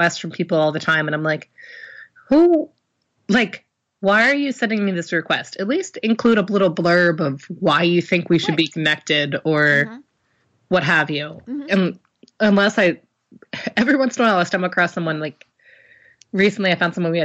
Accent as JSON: {"language": "English", "town": "Baltimore", "region": "Maryland", "country": "United States", "said": "I'm from Baltimore and everyone says Smalltimore around here"}